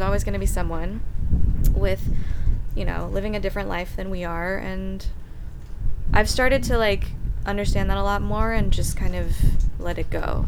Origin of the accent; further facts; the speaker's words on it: Austin, Texas, United States; moved away as an adult; Austin is home. I mean, I was born and raised there, grew up there